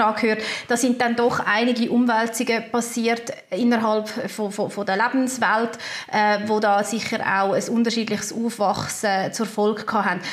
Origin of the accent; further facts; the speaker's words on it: Switzerland; bei uns in der Schweiz